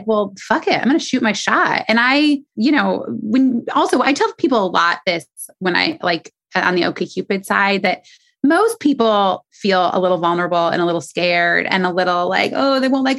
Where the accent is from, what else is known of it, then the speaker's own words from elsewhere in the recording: Indiana, United States; moved away as an adult; now in New York City, United States; I'm from Indiana, born and raised